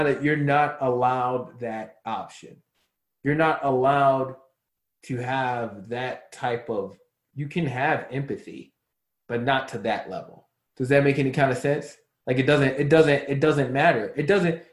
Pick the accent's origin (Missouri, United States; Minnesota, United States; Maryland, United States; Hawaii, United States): Maryland, United States; Baltimore; now in Arizona, United States; not Chicago, Baltimore